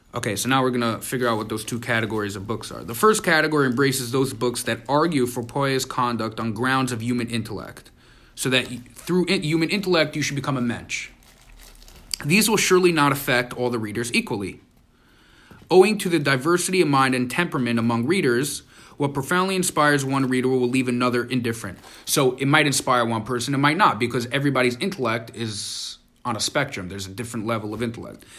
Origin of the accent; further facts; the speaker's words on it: New York City, New York, United States; We grew up in Crown Heights